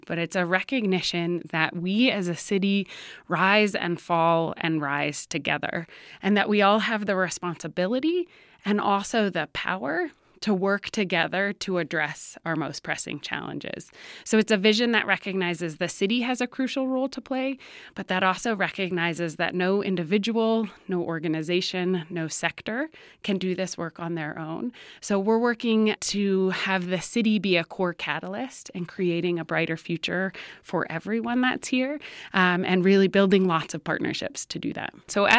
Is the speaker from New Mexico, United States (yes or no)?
yes; Albuquerque, New Mexico, United States; I was born and raised here in Albuquerque. I'm the third of four kids